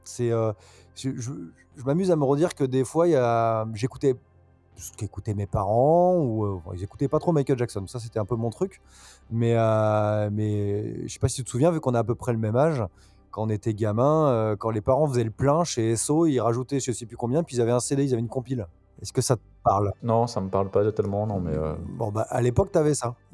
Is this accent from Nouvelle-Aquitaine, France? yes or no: yes; Bordeaux, Nouvelle-Aquitaine, France; also born or lived in Nantes; Alors moi, je suis né à Nantes. J'ai beaucoup bougé. Euh, mon père étant muté, ayant été muté, pardon, souvent. Donc j'ai pas mal bougé, mais j'ai passé une grande partie de ma vie à Bordeaux, une partie de mon enfance.